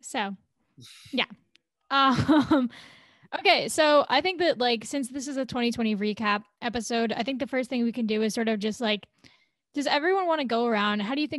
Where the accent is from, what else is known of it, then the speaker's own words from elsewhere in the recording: Washington, District of Columbia, United States; I am from DC, lived there my entire life, go to school in DC.